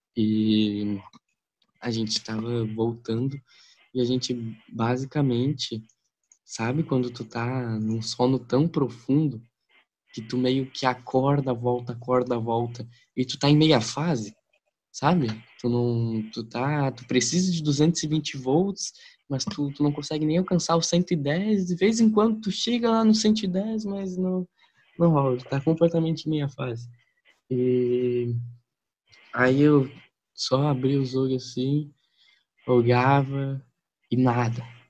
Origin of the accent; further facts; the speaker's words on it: Santa Catarina, Brazil; Eu sou catarinense, barriga verde.